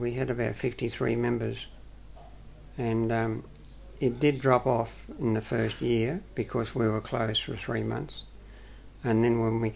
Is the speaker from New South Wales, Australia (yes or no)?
yes; Erina, Central Coast, New South Wales, Australia; also born or lived in Gosford; now in Pittsworth, Australia; I grew up in New South Wales, a place called Arimba, and it's near Gosford on the Central Coast. I was born in Gosford, actually